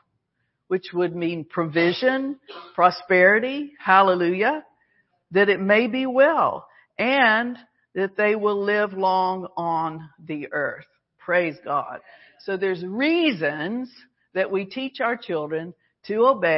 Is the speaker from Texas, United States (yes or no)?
no; Alabama, United States; we were Southerners. We're from Alabama. So, you know, part of that training and upbringing is you say yes, ma'am